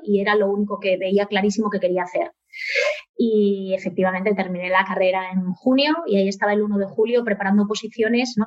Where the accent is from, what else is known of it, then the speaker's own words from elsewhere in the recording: Oviedo, Asturias, Spain; moved away; soy, soy obetense, Sí, sí, nacida, y crecida, ¿no? Con una felicísima infancia en Oviedo